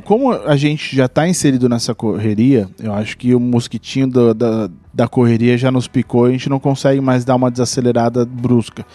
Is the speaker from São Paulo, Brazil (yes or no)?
yes; São Paulo, Brazil; nós somos de São Paulo